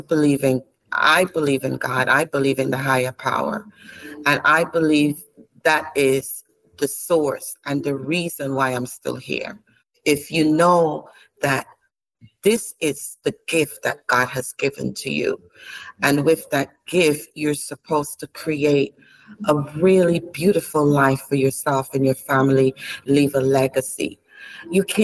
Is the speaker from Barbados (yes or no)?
yes; Barbados; also born or lived in Saint Lucia; born in St. Lucia, but raised in Barbados